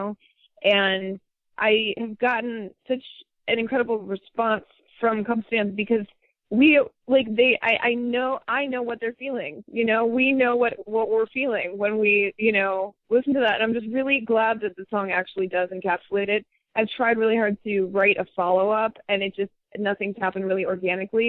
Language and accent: English; Midwest, United States; my upbringing in the Midwest and just my friends from my hometown